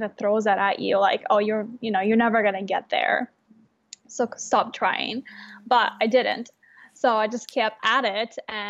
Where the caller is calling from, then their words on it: Portland, Oregon, United States; So I'm in Portland, Oregon right now. I'm calling from my store.